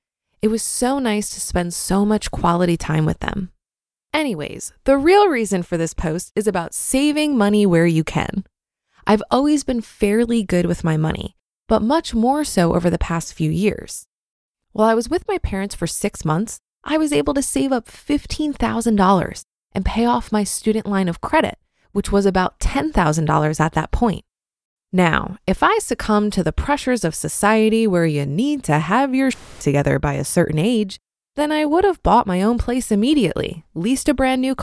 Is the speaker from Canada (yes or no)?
yes; Canada; also born or lived in Panama; I'm Canadian, but lived in Panama for a little less than 5 years.